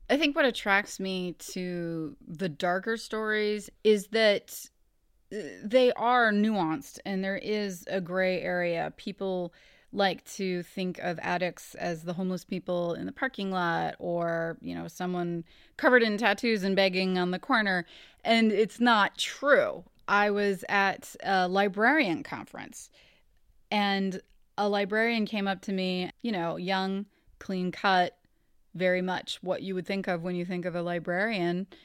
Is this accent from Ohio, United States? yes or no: yes; Ohio, United States; I grew up in Ohio. I'm from Ohio. I live here now